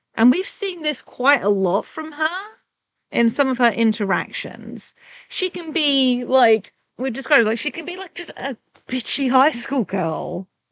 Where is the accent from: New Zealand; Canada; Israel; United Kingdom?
United Kingdom; England; I'm English